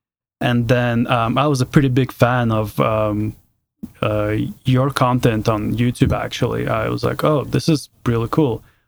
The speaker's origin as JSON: {"language": "English", "country": "Canada", "tie": "born or raised there", "also_born_or_lived": "Seattle", "moved": "as an adult", "lives_now": "Denver, United States", "said": "I've lived in Seattle since 2016, and I moved there for work from Canada, where I grew up."}